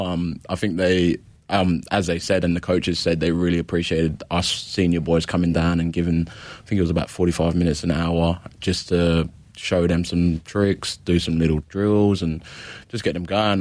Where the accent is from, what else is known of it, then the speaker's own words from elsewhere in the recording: London, United Kingdom; also born or lived in Adelaide, Australia; now in Victoria, Australia; I grew up in London, England. Um, central London